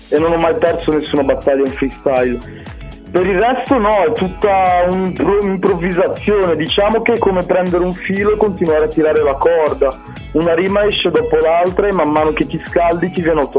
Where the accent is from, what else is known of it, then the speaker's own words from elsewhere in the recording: Tunisia; now in Cremona, Italy; io sono tunisino, sono nato lì e sono in Italia dal 2001.